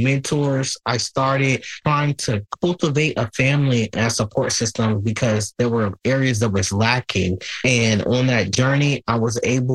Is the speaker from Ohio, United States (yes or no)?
no; Newport News, Virginia, United States; So I am a Newport News City resident, born and raised in Hampton Roads, Virginia. I grew up a LGBT kid in the Hampton Roads area